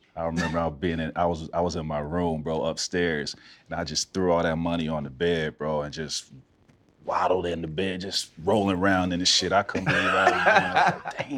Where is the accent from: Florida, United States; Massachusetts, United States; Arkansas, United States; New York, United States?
Florida, United States; Central; moved away as an adult; growing up in Central Florida